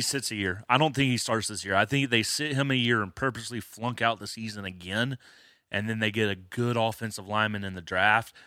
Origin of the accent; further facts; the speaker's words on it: Alabama, United States; I'm from Alabama.